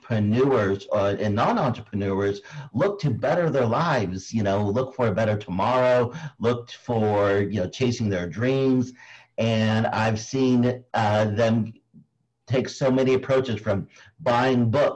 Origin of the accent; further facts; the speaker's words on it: Philippines; being Filipino